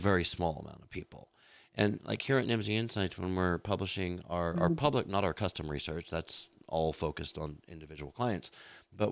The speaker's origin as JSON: {"language": "English", "country": "United States", "said": "I'm an American creating content for my home market in English"}